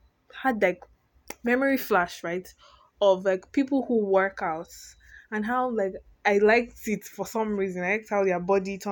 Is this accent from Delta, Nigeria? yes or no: no; Lagos, Nigeria; I'm simply Nigerian, born and bred in Lagos State